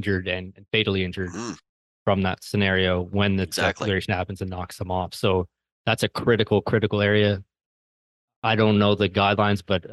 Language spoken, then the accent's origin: English; an hour from Halifax, Nova Scotia, Canada; moved away; Halifax, Nova Scotia, which is an hour away from my hometown, but where I lived for many, many years